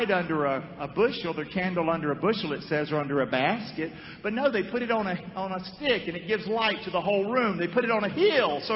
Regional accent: Rockingham, North Carolina, United States; I'm from Rockingham, North Carolina. I came from a broken family.

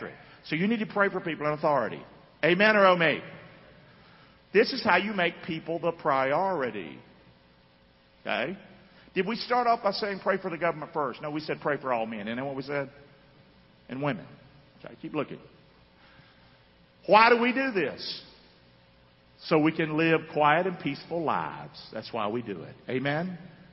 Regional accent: United States; I'm an American too.

